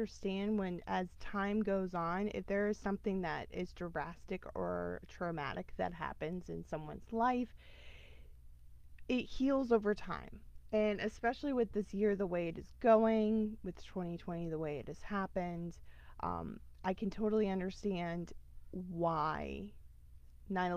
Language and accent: English; United States; as a American living in America